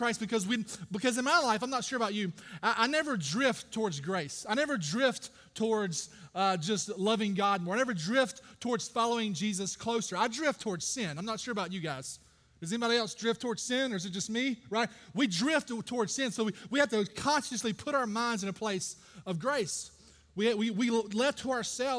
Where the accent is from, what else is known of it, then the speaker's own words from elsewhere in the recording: Brooklyn, Georgia, United States; I grew up in Brooklyn, Georgia, of all places, right down the road